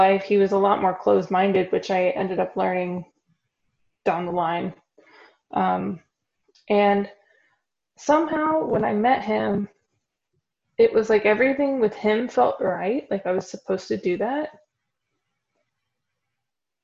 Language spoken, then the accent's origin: English; Texas, United States; moved away as an adult; also born or lived in Florida; now in Germany; I was from Texas.